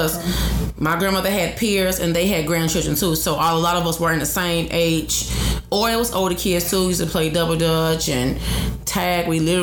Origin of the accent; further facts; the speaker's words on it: Chicago, Illinois, United States; I am from the west side of Chicago.